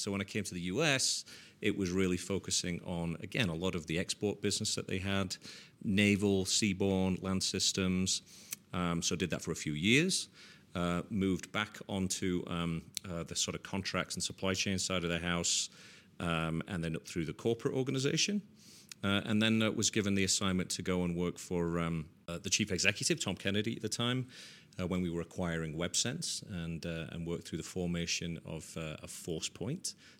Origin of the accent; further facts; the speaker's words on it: Leeds, Yorkshire and the Humber, United Kingdom; So growing up in Leeds, which is in Yorkshire in England, I certainly did not envision that I would be running a $4 billion space and intelligence business.